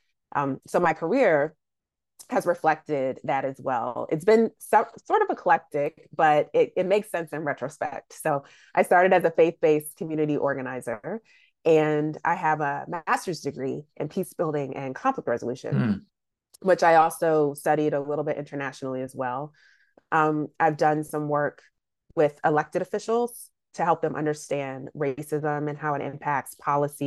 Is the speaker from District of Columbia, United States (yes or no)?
yes; Washington, District of Columbia, United States; I'm originally from the Washington, D.C. area